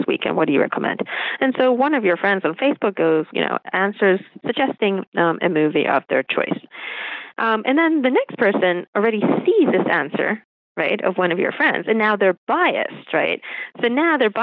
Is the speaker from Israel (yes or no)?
yes; Israel; moved away as an adult; also born or lived in United States; I grew up in Israel